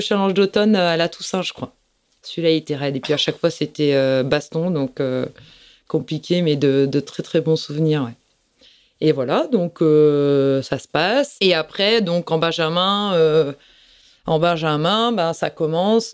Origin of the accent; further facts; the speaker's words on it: Plougastel-Daoulas, Brittany, France; je suis de Plougastel. J'ai passé toute, euh, ma vie à Plougastel.